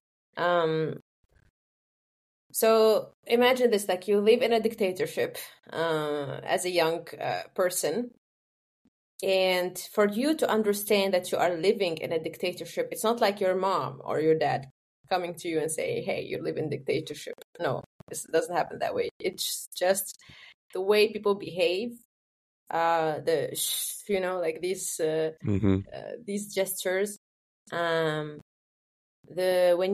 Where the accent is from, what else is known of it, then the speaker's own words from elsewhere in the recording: Tunisia; moved away as an adult; also born or lived in Rotterdam, Netherlands; now in Germany; I grew up in Tunisia. I had my education there until higher education